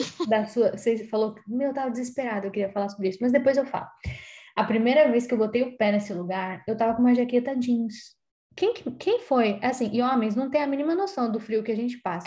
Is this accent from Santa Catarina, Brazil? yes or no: no; São Paulo, Brazil; moved away; Eu não sou paulista de São Paulo, né? Eu sou paulistana